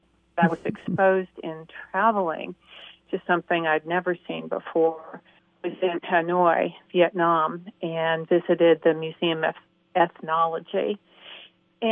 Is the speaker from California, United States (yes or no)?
yes; San Francisco, California, United States; now in Atlanta, United States; I grew up in San Francisco, where there was a big Irish community